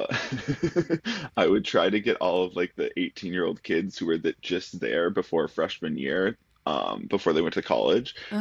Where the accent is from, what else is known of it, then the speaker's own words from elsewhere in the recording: rural Minnesota, United States; moved away; I'm from Minnesota. And I grew up in rural